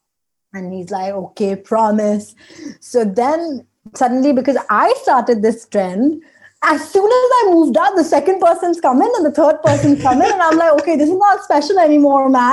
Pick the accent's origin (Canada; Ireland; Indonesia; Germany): Indonesia; moved away; I am from Indonesia